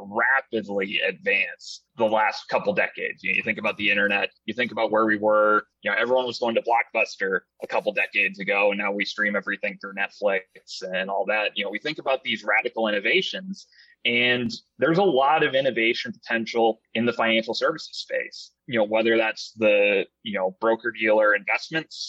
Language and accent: English; Southern California, United States; moved away as an adult; also born or lived in Northeast United States / Maine; now in New England, United States; So I was born here in the Northeast. Family took me out to Southern California, so that's where I did most of my growing up